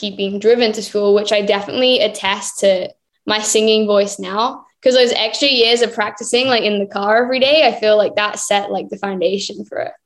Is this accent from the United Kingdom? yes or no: yes; Birmingham, West Midlands, United Kingdom; moved away as an adult; now in Los Angeles, United States; I spent my whole like childhood, like growing up in Birmingham